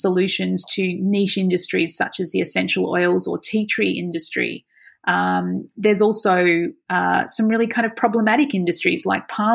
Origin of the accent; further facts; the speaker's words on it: Australia; this is part of our culture, isn't it, of being Australian